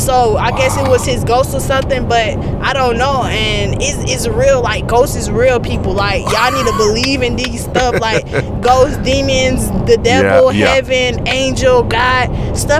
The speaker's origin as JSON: {"language": "English", "town": "Atlanta", "region": "Georgia", "country": "United States", "said": "I was living on the west side of Atlanta because I'm from Atlanta."}